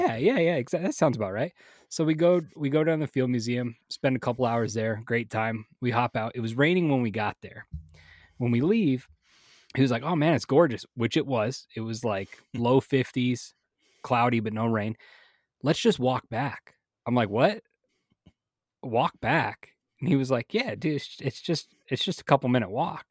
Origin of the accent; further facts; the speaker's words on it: Las Vegas, Nevada, United States; growing up in Vegas